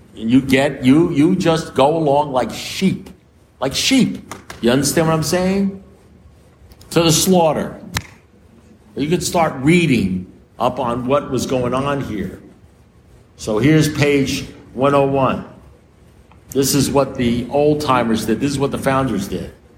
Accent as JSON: {"language": "English", "town": "New York City", "region": "New York", "country": "United States", "said": "I'm a New Yorker"}